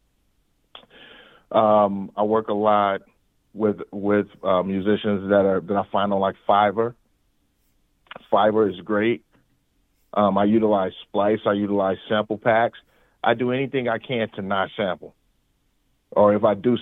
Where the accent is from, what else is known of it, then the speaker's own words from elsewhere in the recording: St. Louis, Missouri, United States; growing up in St. Louis